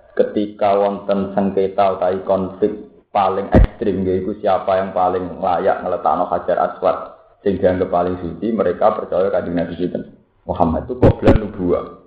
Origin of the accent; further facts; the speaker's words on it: Java, Indonesia; Wong Jawa